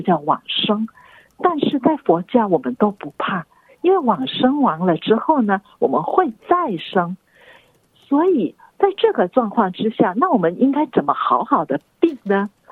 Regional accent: Singapore; now in Australia; 我出生于新加坡

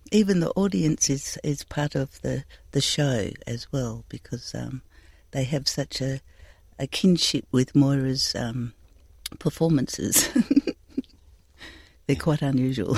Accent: the Pilbara, Western Australia, Australia; I'm from the Pilbara

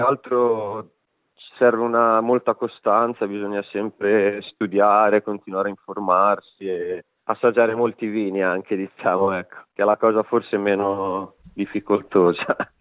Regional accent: Liguria, Italy; moved away as an adult; now in Western Australia, Australia; sono ligure

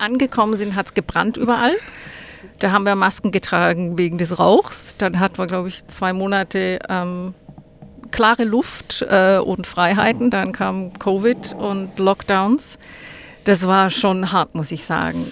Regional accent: Hegau, Baden-Württemberg, Germany; now in Australia; ursprünglich komme ich aus dem schönen Hegau

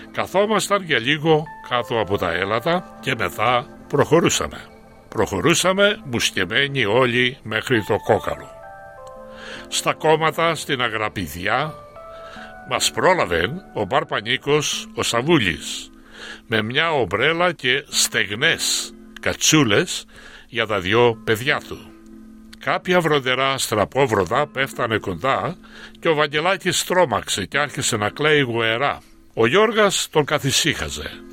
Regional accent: Koskina, Western Greece, Greece; moved away as an adult; also born or lived in Athens; now in Australia; Κοσκινά είναι το χωριό μου, το χωριό που γεννήθηκα

